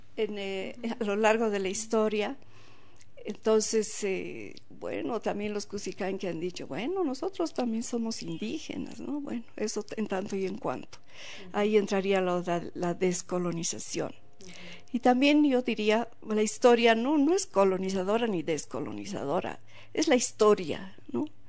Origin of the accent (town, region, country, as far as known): Bolivia